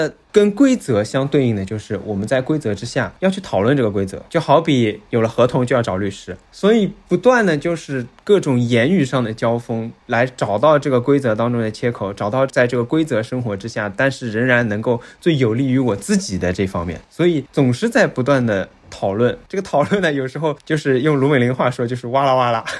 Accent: Shanghai, China; 我说上海话和说普通话的状态是两个状态

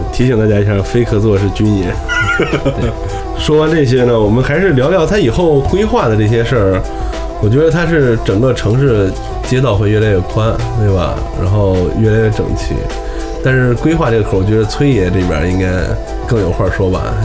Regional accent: Xingtai, Hebei, China; 我小的时候在我们的那个现在叫桥西区第一菜市场，原来在南小旺那边儿啊，有一个张师傅刀削面，我从小就吃

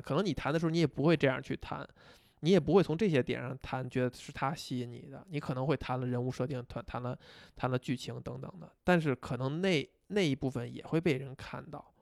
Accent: China; 以我们中国人这种

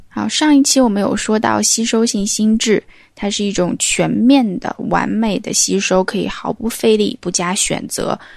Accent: the South, southern China, China; accent: southern (no front/back nasal distinction); moved away; also born or lived in Beijing; 只要我一旦回到家乡或者回到南方，就分分钟就回去了

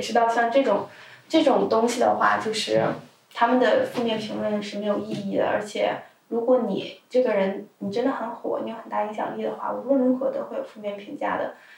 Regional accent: China; first language Chinese; moved away; 当然也有可能因为我本身是中国人

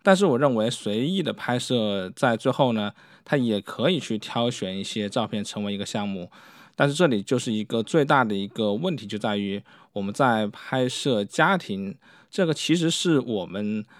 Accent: China; 特别是对于我们中国人

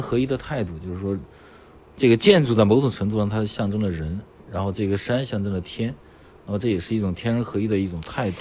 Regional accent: China; 我们中国人

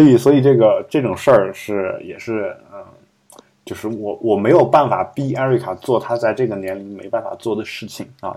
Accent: Loess Plateau, China; now in Beijing, China; 我的老家其实就那个地区，就整个基本，基本上是，虽然我家算是黄土高原，但是基本上我们老家那个地区是建立在沙漠上面的一座城市

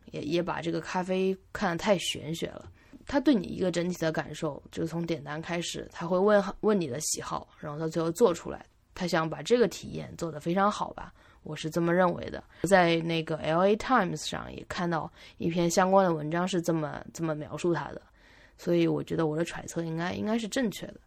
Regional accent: Jiangsu, China; moved away as an adult; 我都，都在江苏省，从来没有出过省

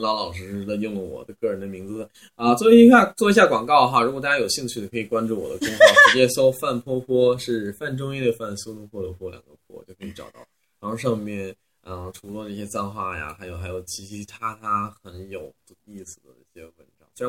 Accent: Xuzhou, Jiangsu, China; 因为我们那儿呃我是来自江苏徐州，虽然是江苏，但是我们那边是非常北方的方言，呃比较像山东人吧。

